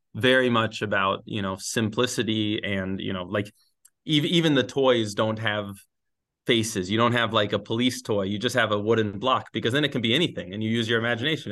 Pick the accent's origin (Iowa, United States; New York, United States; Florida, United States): Florida, United States; Gainesville; moved away as an adult; also born or lived in Sewanee, Tennessee; now in Spain; I grew up, I grew up in Gainesville.